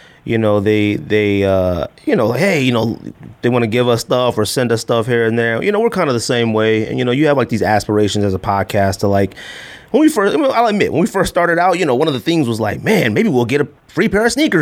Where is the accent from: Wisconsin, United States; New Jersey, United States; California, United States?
California, United States; we are from California